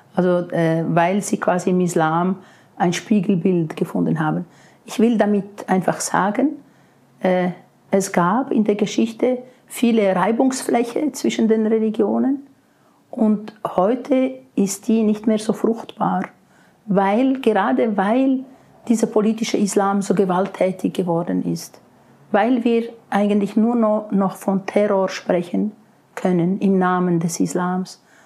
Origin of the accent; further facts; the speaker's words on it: Switzerland; bei uns in der Schweiz